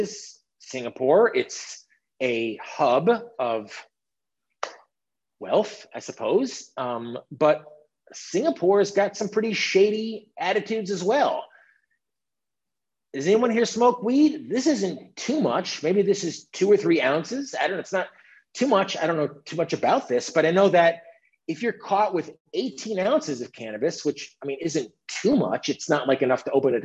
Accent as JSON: {"language": "English", "country": "United States", "said": "as an American"}